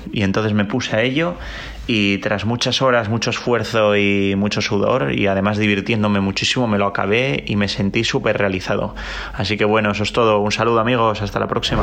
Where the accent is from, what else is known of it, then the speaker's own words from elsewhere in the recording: Asturias, Spain; now in Málaga, Spain; soy un asturiano residente en Málaga